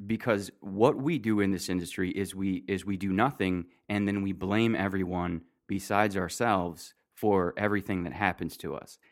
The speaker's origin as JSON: {"language": "English", "region": "Michigan", "country": "United States", "said": "I'm from Michigan"}